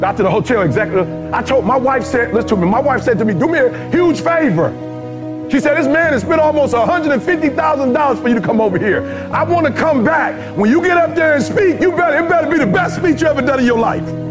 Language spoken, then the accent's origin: English; Detroit, Michigan, United States; also born or lived in Chicago; I'm from Chicago originally, grew up in Detroit.